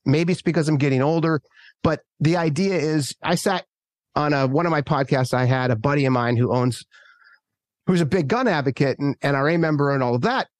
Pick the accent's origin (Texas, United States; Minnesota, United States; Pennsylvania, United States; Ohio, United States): Minnesota, United States; also born or lived in Manhattan / rural California; now in San Francisco, United States; where I grew up in Minnesota and all my friends back there